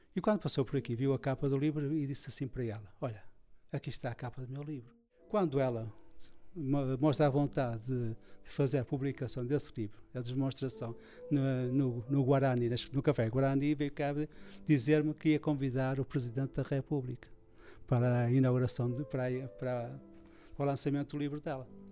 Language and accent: Portuguese; Porto, Norte, Portugal; sou, sou tripeiro de gema